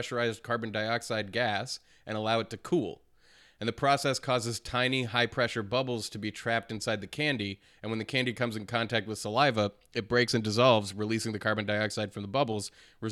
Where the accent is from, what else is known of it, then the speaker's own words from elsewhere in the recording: New Hampshire, United States; growing up in New Hampshire where things were really snowy